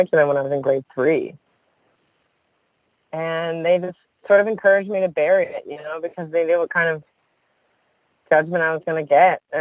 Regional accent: Newfoundland and Labrador, Canada; I'm from Newfoundland

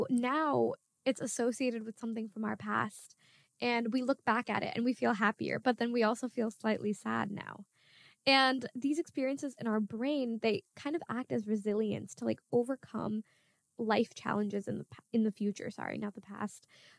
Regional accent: Bangladesh; first language Bangla; I'm from Bangladesh and I am Muslim, which are two strong identities that I had growing up. My grandparents would read the Quran when we were inside of our house and we would constantly be at home speaking Bangla.

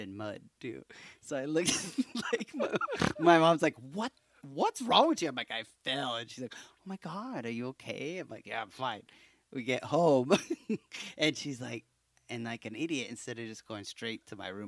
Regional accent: Hayward, California, United States; we grew up in Hayward

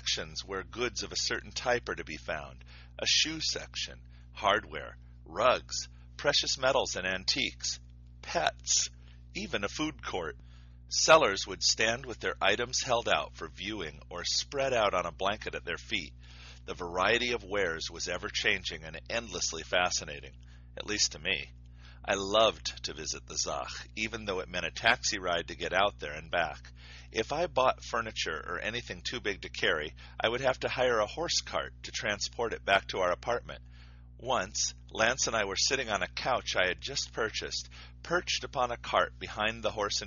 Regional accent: United States; moved away as an adult; now in Mongolia; I am an American

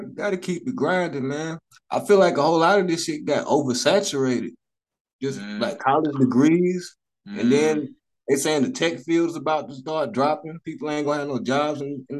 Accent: North Carolina, United States; also born or lived in Charlotte, North Carolina; now in Greensboro, United States; North Carolina, man.

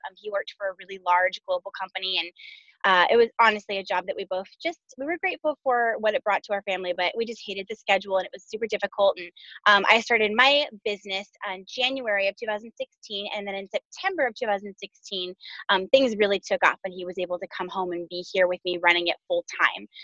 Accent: Southern California, United States; moved away as an adult; also born or lived in Arkansas; we moved to Arkansas from Southern California, which is where we were both born and raised, and where we just moved back to right now

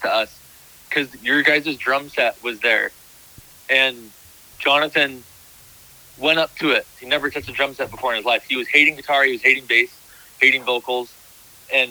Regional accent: Encinitas, California, United States; we're all from Encinitas

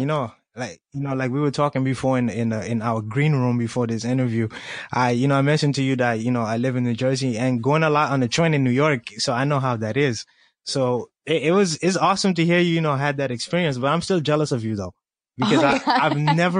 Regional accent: Colombia; now in United States; I'm from Colombia, South America, but I happen to live in the U.S.

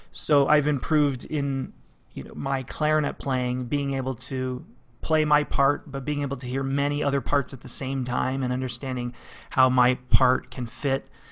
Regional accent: London, Ontario, Canada; moved away as an adult; also born or lived in Arizona; I was, uh, born and raised in London, Ontario. uh, to Portuguese parents.

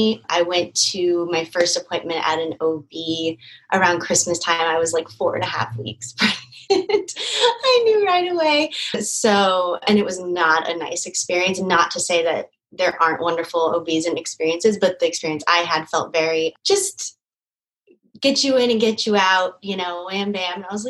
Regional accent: California, United States; moved away as an adult; also born or lived in Astoria, New York; now in New York, United States; I'm from California. I've lived in New York for almost 8 years. And six of those in Astoria also

